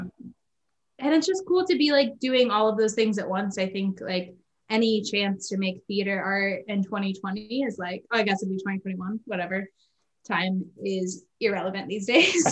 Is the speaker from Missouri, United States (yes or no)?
yes; Kansas City, Missouri, United States; also born or lived in Claremont, California; I was born in Kansas City uh, in 1994